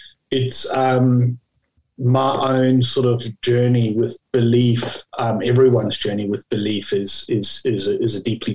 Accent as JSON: {"language": "English", "country": "Australia", "said": "In Australia, we pronounce his name as Labuschagne"}